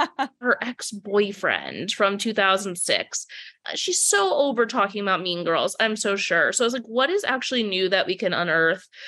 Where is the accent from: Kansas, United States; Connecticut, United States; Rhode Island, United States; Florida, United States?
Rhode Island, United States; Providence; now in New York, United States; I grew up in Providence, Rhode Island